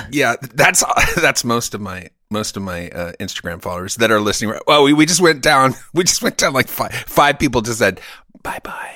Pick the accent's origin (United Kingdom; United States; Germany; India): Germany; moved away; I grew up in Germany